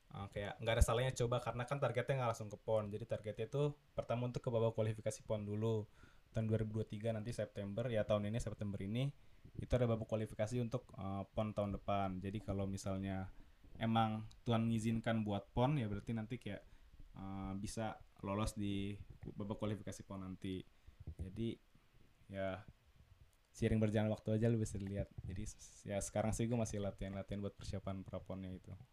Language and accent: Indonesian; Indonesia; moved away as an adult; now in Munich, Germany; gue sendiri dari Indonesia mewakili Munchen